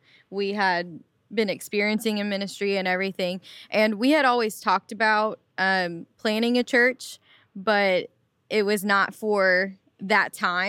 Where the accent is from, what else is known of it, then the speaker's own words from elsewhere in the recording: Memphis, Tennessee, United States; Yeah, so I was born and raised here in Memphis and, you know, just grew up in church.